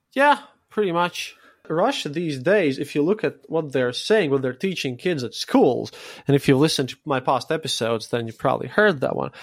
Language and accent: English; Latvia; my own Latvian audience